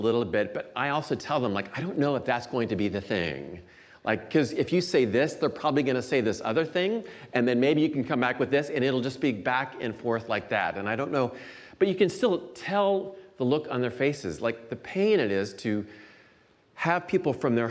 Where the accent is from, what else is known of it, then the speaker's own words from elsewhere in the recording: Iowa, United States; moved away as an adult; now in Chicago area, United States; I grew up in Iowa for the first 24 years or so of my life, and then moved to the Chicago area in 1992